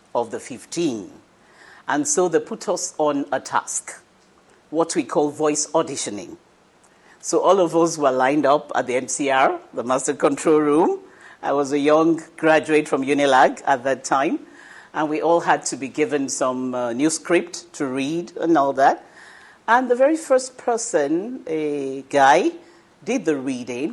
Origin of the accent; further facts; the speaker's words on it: Ibadan, Oyo, Nigeria; I grew up in Ibadan